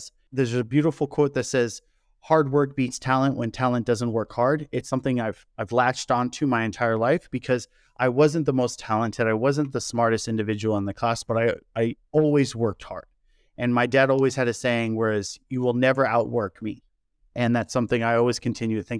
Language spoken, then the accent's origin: English; Kansas, United States; moved away as an adult; also born or lived in South Korea; I am from the Midwest in Kansas in the United States